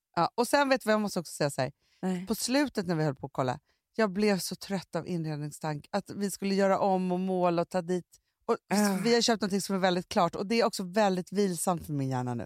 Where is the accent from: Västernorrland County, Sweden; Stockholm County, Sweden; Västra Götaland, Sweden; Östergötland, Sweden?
Stockholm County, Sweden; Stockholm; alltså vi är uppvuxna på Söder, mm. men jag har inte bott på Söder sedan jag var 17 år